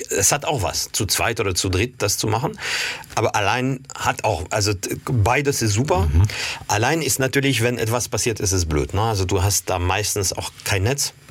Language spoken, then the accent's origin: German; Paris, Île-de-France, France; German is a second language; Also als Kind war ich oft in der Provence, weil ich, also eigentlich bin ich in Paris aufgewachsen, geboren, mhm. aufgewachsen